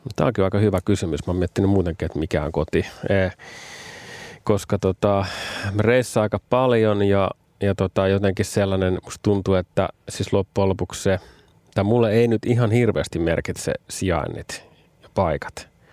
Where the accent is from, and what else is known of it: Finland; moved away; also born or lived in Vantaa, Finland